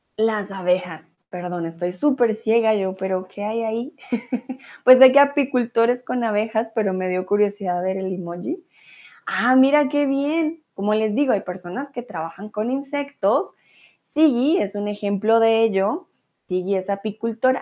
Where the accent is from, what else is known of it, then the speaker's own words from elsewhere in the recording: Colombia; now in Germany; soy de Colombia, vivo en Alemania comúnmente, ahora estoy en México.